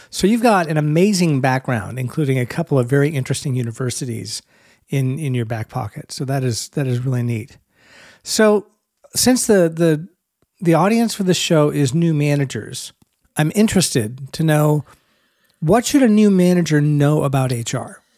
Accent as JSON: {"language": "English", "area": "Bay Area", "region": "California", "country": "United States", "said": "I'm from the Bay Area. I was in Silicon Valley for twenty years"}